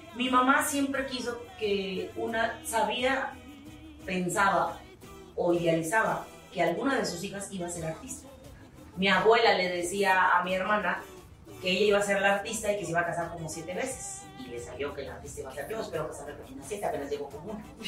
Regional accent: Tantoyuca, Veracruz, Mexico; soy de un lugar muy chiquito que se llama la cruz Es tierra ganadera

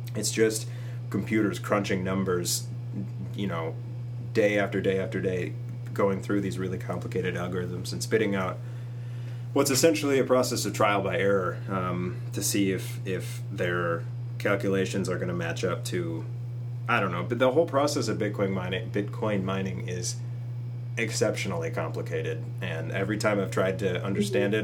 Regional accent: Minnesota, United States; we're all from Minnesota, and we um, live in the area, in the region

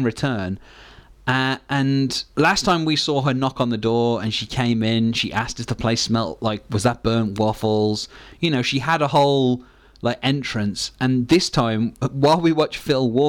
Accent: United Kingdom; Being British

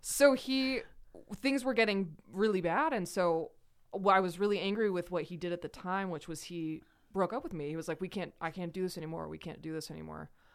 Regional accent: Idaho, United States; also born or lived in Salt Lake City, Utah; I was born in Salt Lake. I grew up in Idaho.

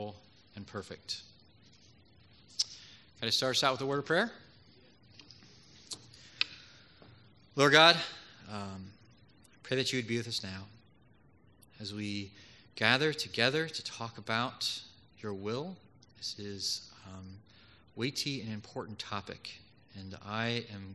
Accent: Philadelphia, Pennsylvania, United States; moved away as an adult; also born or lived in Georgia / St. Louis; I was born and raised in Philadelphia in the Germantown area, so not too far away from here

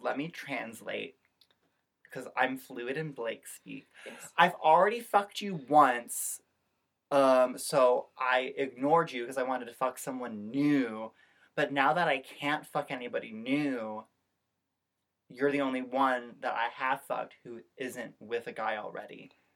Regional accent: Midwest, United States; I'm a Midwesterner

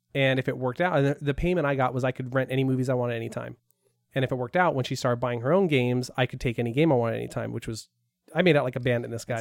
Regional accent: Porterville, California, United States; I grew up in an agricultural area in Porterville

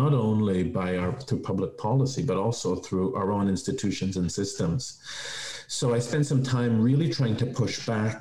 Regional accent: Toronto, Ontario, Canada; also born or lived in Vancouver; made my way back to Toronto after some time in Vancouver

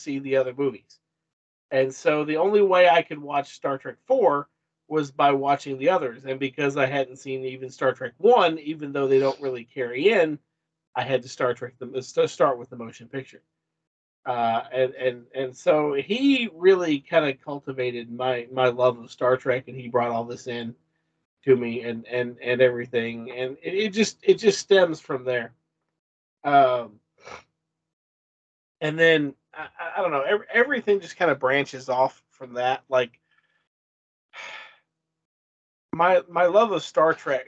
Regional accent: Lebanon, Kentucky, United States; I grew up in Marion County, Kentucky, Lebanon, Kentucky

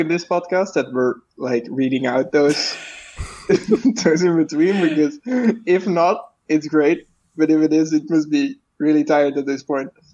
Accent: Belgium; I am Belgium, uh, and so I'm not American

